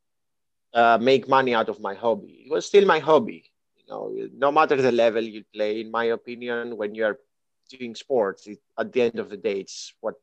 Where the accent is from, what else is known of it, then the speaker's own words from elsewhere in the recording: Kalamata, Peloponnese, Greece; English is a second language; moved away as an adult; also born or lived in Athens, Greece / Germany / Los Angeles, United States; now in Southern California, United States; I was born and raised in Greece